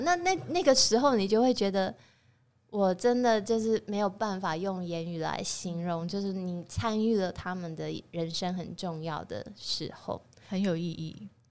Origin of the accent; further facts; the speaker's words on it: Taiwan; 我是台湾人在做法式料理